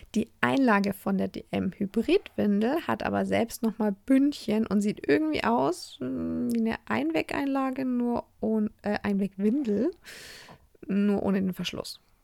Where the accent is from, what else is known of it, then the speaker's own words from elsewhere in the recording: Germany; bei uns in Deutschland